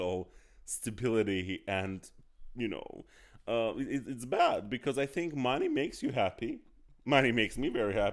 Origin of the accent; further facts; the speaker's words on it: Azerbaijan; I was born in Azerbaijan